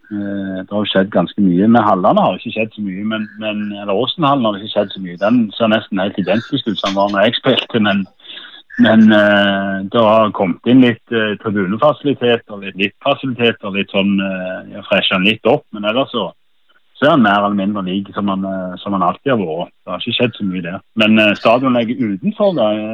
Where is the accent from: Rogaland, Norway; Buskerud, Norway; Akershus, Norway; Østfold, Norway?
Rogaland, Norway; Sola; moved away; Sola klubben i mitt hjerte der jeg vokste opp som håndballspiller i den hallen